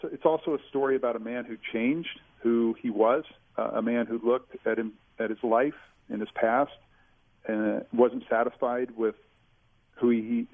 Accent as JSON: {"language": "English", "town": "Kansas City", "region": "Missouri", "country": "United States", "said": "I'm a Missourian. I'm from Kansas City"}